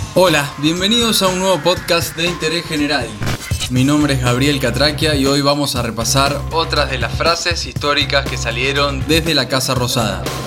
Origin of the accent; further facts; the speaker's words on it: Argentina